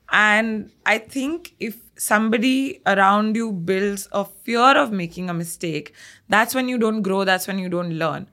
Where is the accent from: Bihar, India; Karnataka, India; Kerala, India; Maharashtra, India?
Karnataka, India; Bangalore; I'm a Punjabi that's more South Indian because I've been born and brought up in Bangalore